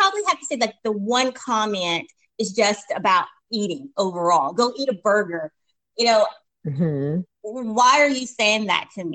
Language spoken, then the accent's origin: English; East Tennessee, United States; also born or lived in Memphis, Tennessee; I am a Tennessee gal, born and raised in East Tennessee